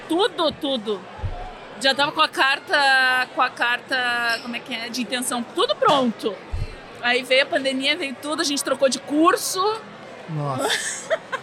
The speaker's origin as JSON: {"language": "Portuguese", "town": "Porto Alegre", "region": "Rio Grande do Sul", "country": "Brazil", "moved": "as an adult", "lives_now": "Montreal, Canada", "said": "nós viemos de Porto Alegre, uhum. Rio Grande do Sul"}